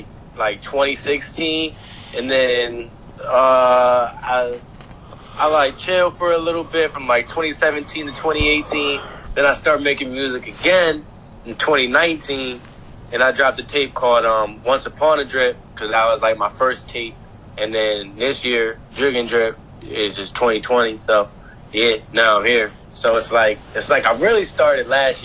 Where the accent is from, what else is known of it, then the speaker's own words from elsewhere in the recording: Harrisburg, Pennsylvania, United States; I'm from Harrisburg